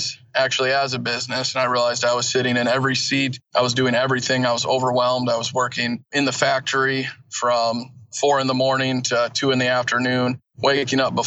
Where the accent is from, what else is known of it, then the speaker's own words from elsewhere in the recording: Elkhart, Indiana, United States; also born or lived in Kalamazoo, Michigan; I was born and raised in Kalamazoo, Michigan, moved to northern Indiana, where I'm at right now, Elkhart, St. Joseph County area by South Bend. When I was younger, about 10 years old, so grew up there